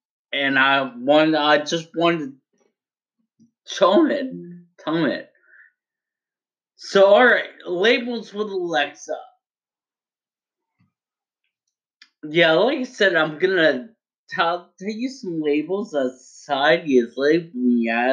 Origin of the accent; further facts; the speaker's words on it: United States; I'm very proud to be an American